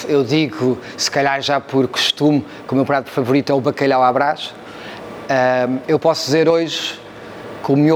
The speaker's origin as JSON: {"language": "Portuguese", "town": "Cascais", "region": "Lisbon", "country": "Portugal", "tie": "born or raised there"}